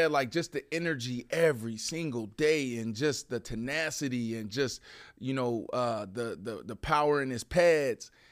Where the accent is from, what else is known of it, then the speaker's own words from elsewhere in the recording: Pittsburgh, Pennsylvania, United States; I'm from Pittsburgh